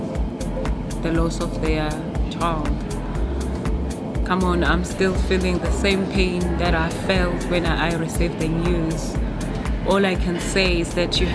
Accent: Nongoma, KwaZulu-Natal, South Africa; I'm from KwaZulu-Natal in a small village called Wanongoma.

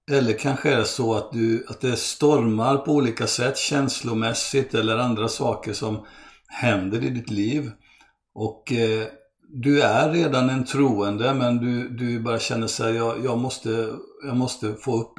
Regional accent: Brazil; born there; Jag är eh, svensk, född av svenska föräldrar och eh, brasilianare för att jag föddes i Brasilien.

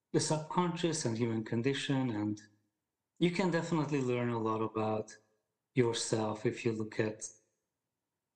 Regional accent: Hungary; English is a second language; moved away as an adult; now in United States; I grew up in Hungary

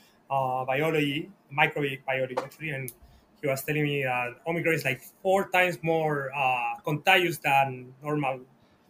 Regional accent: Santiago, Santiago Metropolitan Region, Chile; English is a second language; moved away as an adult; also born or lived in United States; I'm from Santiago. I grew up in the suburbs of Santiago during the 90s

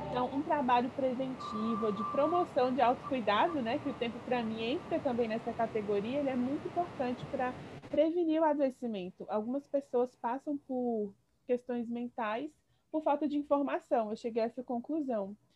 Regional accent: Brasília, Federal District, Brazil; moved away as an adult; also born or lived in Recife; Eu sou de Brasília.

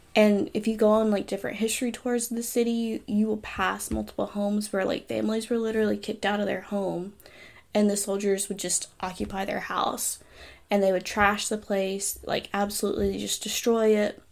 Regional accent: Huntsville, Alabama, United States; I grew up in Huntsville

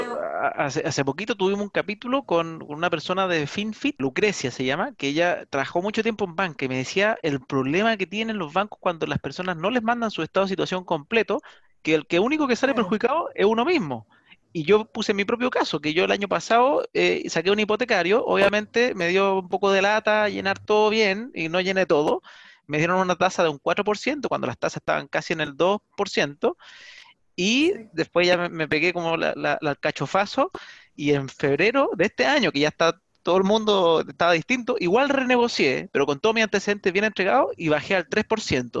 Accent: Chile; nosotros como chilenos somos muy de invertir de repente

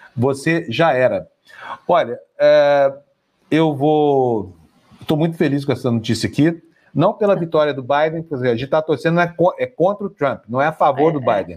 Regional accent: Uberlândia, Minas Gerais, Brazil; moved away; Quando eu era criança, lá em Uberlândia, Minas Gerais

